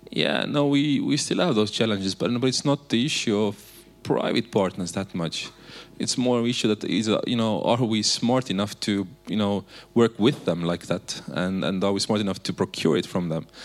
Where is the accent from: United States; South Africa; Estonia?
Estonia; we have said it differently in Estonia